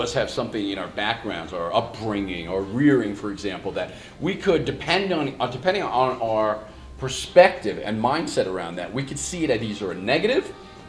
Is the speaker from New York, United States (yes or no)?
yes; New York, United States; And certainly in the neighborhoods, growing up in New York and in Long Island, you're going to get beat down a few times.